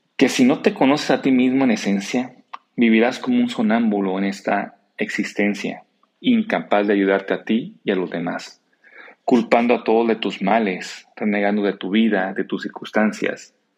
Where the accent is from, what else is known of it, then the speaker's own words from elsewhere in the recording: Mexico; a mi nación, a México